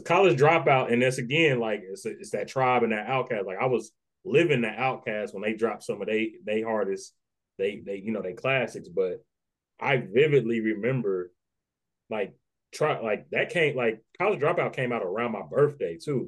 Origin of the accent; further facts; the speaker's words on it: Dayton, Ohio, United States; also born or lived in Nashville, Tennessee; I was raised by my grandparents in Dayton.